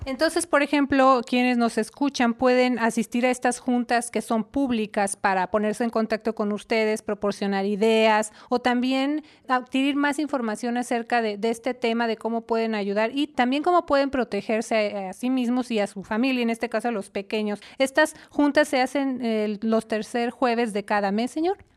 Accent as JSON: {"language": "Spanish", "region": "Mexico City", "country": "Mexico", "said": "en la Ciudad de México, de donde yo soy originaria"}